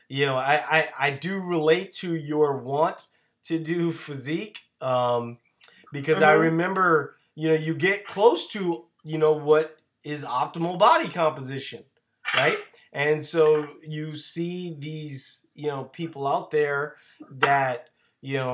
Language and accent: English; Louisiana, United States; I'm from Louisiana